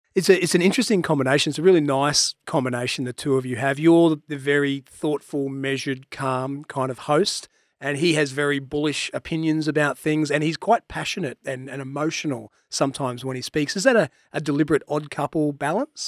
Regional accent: Queensland, Australia; I'm a Queenslander

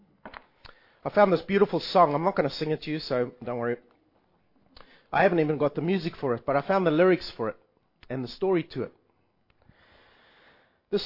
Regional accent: South Africa; I am South African

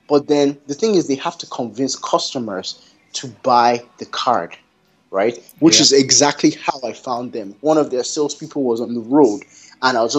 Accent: Canada; being Canadian

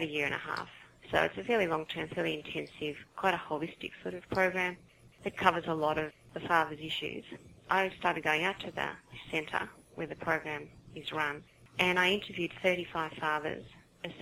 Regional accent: Sydney, New South Wales, Australia; from Sydney, Australia, if you hadn't guessed from my accent

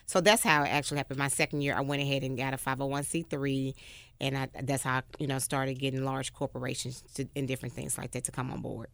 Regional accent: Memphis, Tennessee, United States; I'm from White Haven, graduated from White Haven High School, nineteen ninety-five

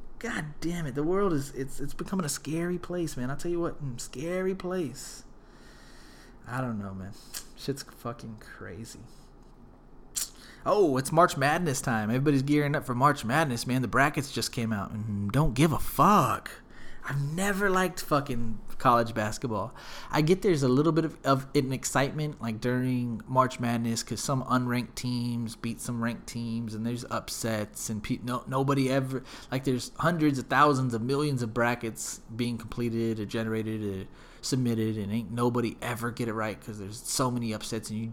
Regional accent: Smithville, Texas, United States; We're from Smithville, and we took a field trip to the actual mall in Austin. We must have been, like, in fifth or sixth grade

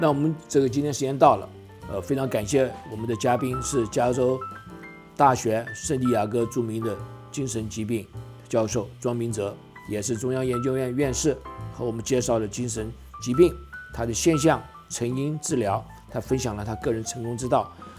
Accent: China; 我想我们中国人讲说“齐家治国平天下”。

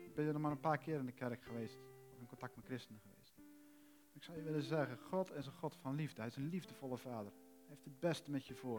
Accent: Netherlands; We zijn Nederlanders

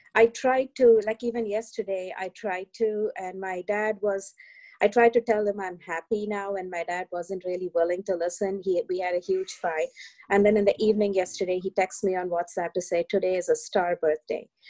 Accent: India; now in New York, United States; I grew up in India in uh, the you know in the early 1980s

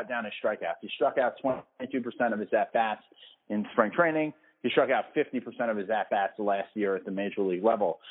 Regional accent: New York City, New York, United States; moved away; I grew up in the Bronx

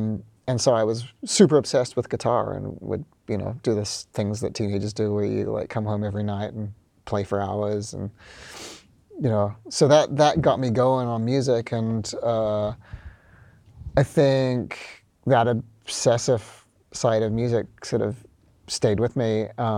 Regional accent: Auckland, New Zealand; moved away as an adult; also born or lived in Wellington, New Zealand; now in New York, United States; I'm from Auckland.

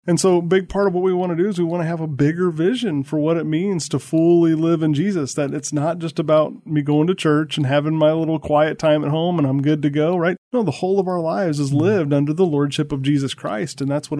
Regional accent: St. Louis, Missouri, United States; I'm not originally from the South. I'm from St. Louis, but I've lived a little bit everywhere.

